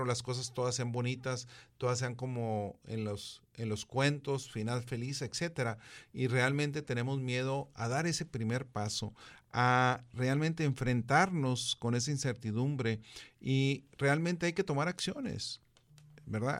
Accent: Mexico; como mexicanos que fuimos conquistados

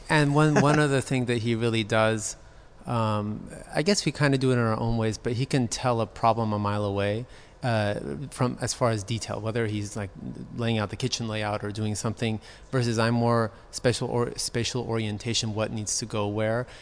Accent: Beverly Hills, California, United States; I was born in Cedar Sinai, right down the street. I'm, uh, I grew up in Beverly Hills.

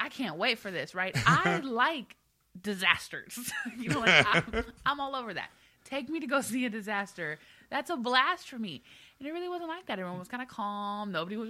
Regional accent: Houston, Texas, United States; now in Philadelphia, United States; I'm from Houston

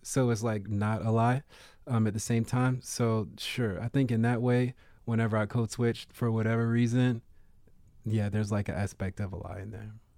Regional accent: Baltimore, Maryland, United States; when I was growing up in Baltimore in the nineties and, like, early two thousands

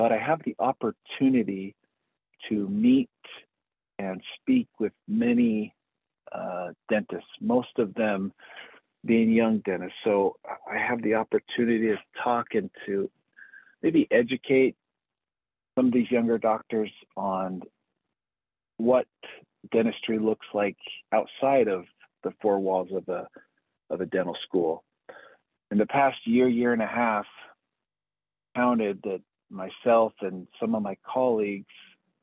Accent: Utah, United States; moved away as an adult; also born or lived in Philadelphia, Pennsylvania; now in Golden, United States; I am originally from Utah.

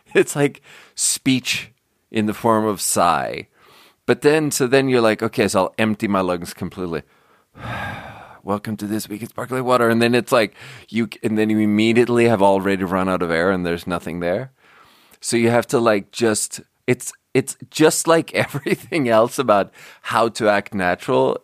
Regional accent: Sweden; born or raised there; now in United States

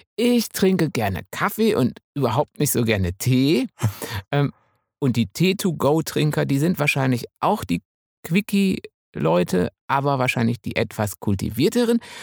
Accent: Münsterland, North Rhine-Westphalia, Germany; ich als Münsterländer

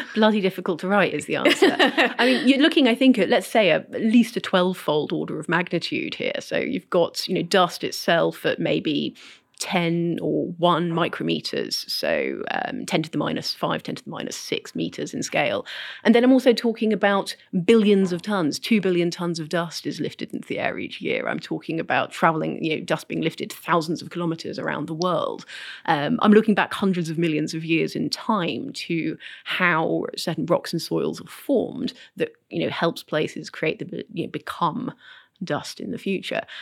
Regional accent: United Kingdom; I'm British

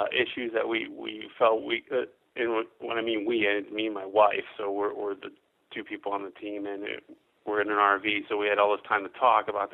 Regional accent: Beaverton, Oregon, United States; we're from Beaverton, Oregon, obviously just south of Washington there, just across the river.

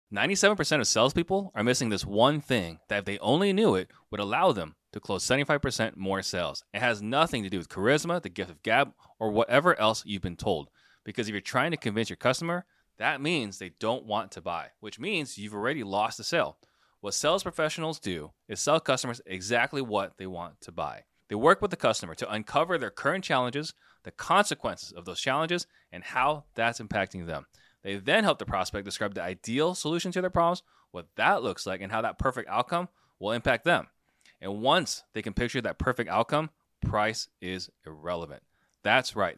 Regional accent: Arizona, United States; moved away; also born or lived in California / Ohio; growing up in Arizona, like, home ownership is just normal

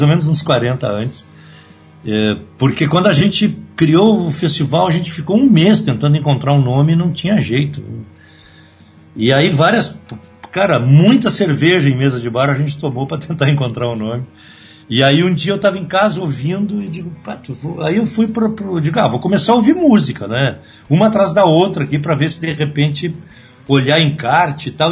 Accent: Rio Grande do Sul, Brazil; eu sou gaúcho, então eu, eu sou tenho um pouco mais de idade, eu tenho 60 anos. Então eu me criei ainda numa geração

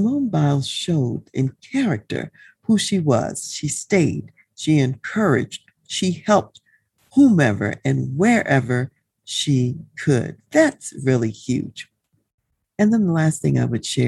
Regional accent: United States; as an American and U.S. citizen

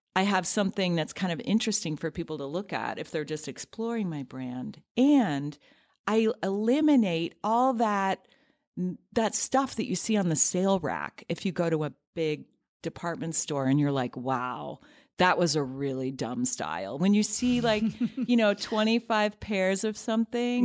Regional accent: near Cleveland, Ohio, United States; now in New York City, United States; where I grew up in near Cleveland, Ohio

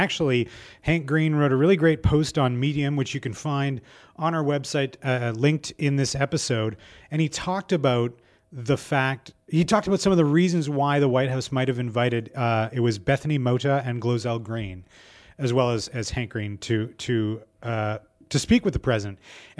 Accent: Canada; We're Canadian.

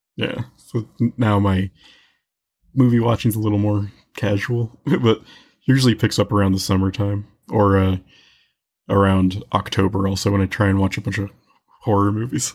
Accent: Tucson, Arizona, United States; born and raised in Tucson

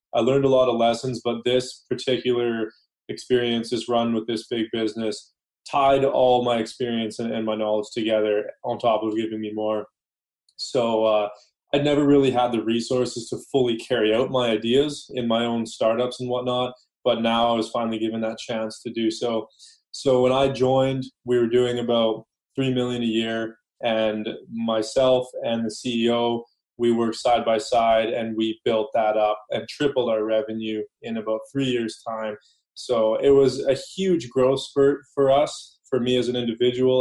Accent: Langley, British Columbia, Canada; I grew up in Langley, Aldergrove area, which is a smaller town on the outskirts of Vancouver.

